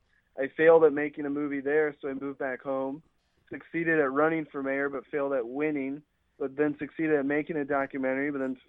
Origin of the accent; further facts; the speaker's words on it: Ohio, United States; moved away; I'm visiting my hometown. I'm back home in Ohio right now